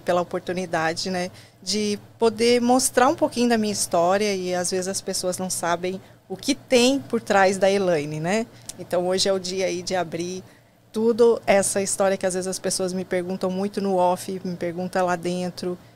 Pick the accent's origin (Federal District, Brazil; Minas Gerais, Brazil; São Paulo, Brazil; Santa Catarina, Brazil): Santa Catarina, Brazil; Criciúma; moved away as an adult; now in United States; Eu sou catarinense, né? Nasci em Criciúma, um lugarzinho pequeno lá de Santa Catarina